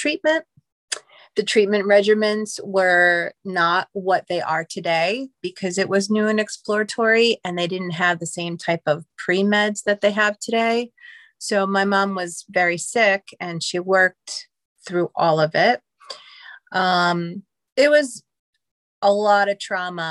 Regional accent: New Hyde Park, New York, United States; also born or lived in Queens, New York; I grew up on Long Island, technically Queens, and then my parents moved to New Hyde Park, which is Western Long Island.

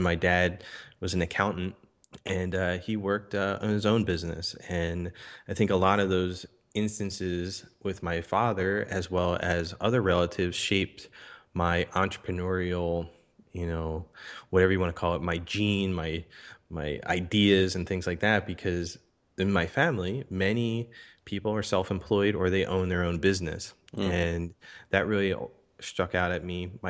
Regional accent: Philadelphia, Pennsylvania, United States; I grew up in Philadelphia, Pennsylvania, here in the United States. Was born in Philadelphia, raised just outside of Philadelphia.

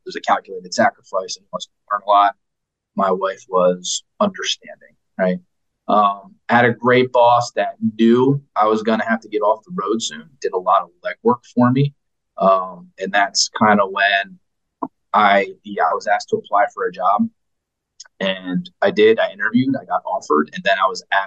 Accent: Wilmington, Delaware, United States; moved away; I'm originally from Wilmington, Delaware

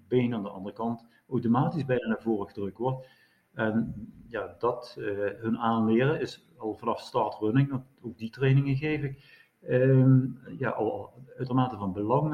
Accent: Netherlands; zijn ook als Nederlander erg betrokken bij, bij het gebeuren

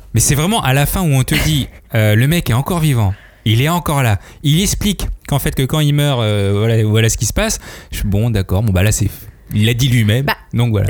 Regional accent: France; je viens de la France, je viens de l'Occident

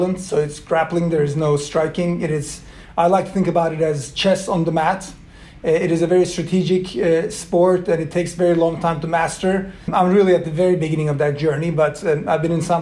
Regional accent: Turkey; first language Swedish and Turkish; English is a second language; also born or lived in Sweden; I grew up in both countries, but predominantly in Turkey

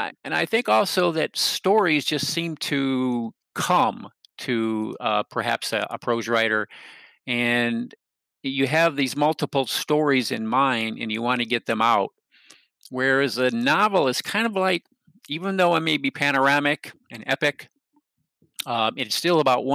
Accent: Michigan, United States; now in North Carolina, United States; I grew up in Michigan. I actually, in many ways, still consider myself a Michigander, but I have actually lived in North Carolina since 1979.

